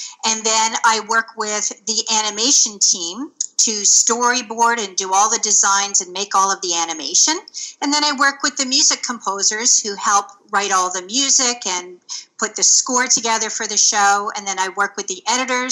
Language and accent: English; small town north of Toronto, Ontario, Canada; now in Toronto, Canada; I grew up in a small town north of Toronto, which is a city in Ontario, Canada